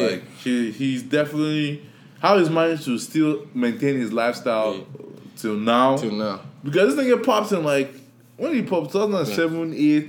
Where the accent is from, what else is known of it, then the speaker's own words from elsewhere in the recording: Nigeria; now in United States; I'm from Nigeria